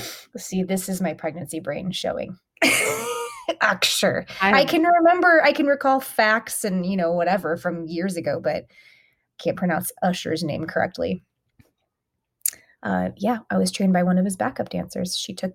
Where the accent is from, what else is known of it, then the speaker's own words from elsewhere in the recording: Atlanta, Georgia, United States; growing up in Atlanta.